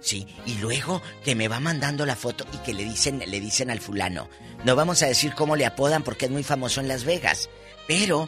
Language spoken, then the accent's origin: Spanish; Matamoros, Tamaulipas, Mexico; now in California, United States; allá en mi tierra, en Matamoros